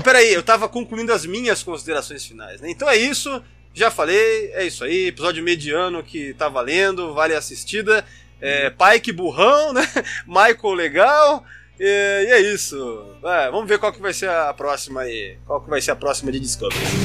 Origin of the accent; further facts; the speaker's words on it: São Paulo, Brazil; nasci em São Paulo também, morei quase a vida inteira lá